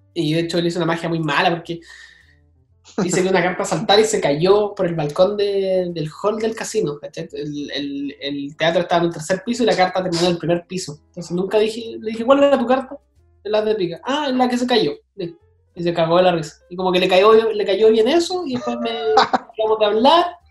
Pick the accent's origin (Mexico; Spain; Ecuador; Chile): Chile; Viña del Mar, Valparaíso; soy de Viña y soy mago